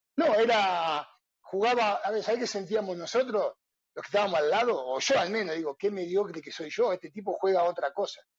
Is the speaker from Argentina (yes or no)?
yes; Castelar, Buenos Aires Province, Argentina; born or raised there; also born or lived in Luján, Buenos Aires Province